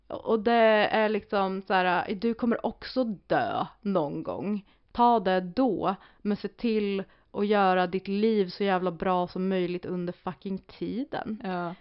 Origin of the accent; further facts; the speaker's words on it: Sweden; vi som svenskar